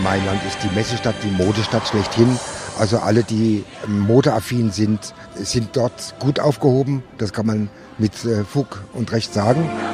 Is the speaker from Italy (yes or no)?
yes; Lake Maggiore, Province of Verbania, Piedmont, Italy; moved away; Ich bin am Lago Maggiore groß geworden, in der Provinz Verbania, in Piemonte.